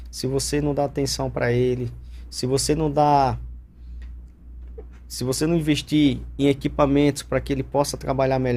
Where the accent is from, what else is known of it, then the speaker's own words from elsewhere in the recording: Northeast Region, Brazil; eu sou da região do Nordeste, nós somos muito. Vamos, vamos, vamos falar assim. A gente gosta muito de receber visitas lá no Nordeste.